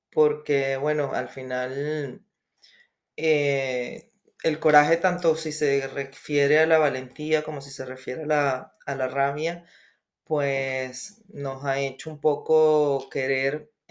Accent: Venezuela; moved away; also born or lived in Spain / Colombia; eh, soy de Venezuela, este, vivo, bueno, emigré hace ya el año

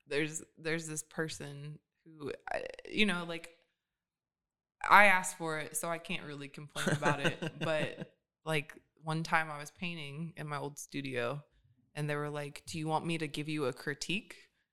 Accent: Pontiac, Michigan, United States; born there; I was born in Pontiac, Michigan.

